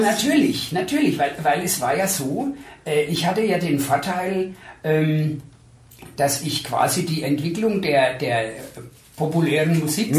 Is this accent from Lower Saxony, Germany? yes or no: no; Coburg, Bavaria, Germany; moved away as an adult; also born or lived in Ostheim vor der Rhön; now in Würzburg, Germany; ich habe in Coburg äh, mein Abitur gemacht und bin ah. aber eigentlich gebürtig aus der Rhön